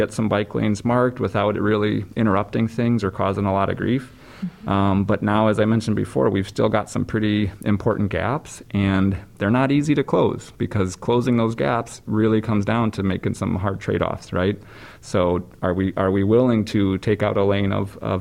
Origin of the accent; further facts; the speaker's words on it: Wisconsin, United States; I grew up in Wisconsin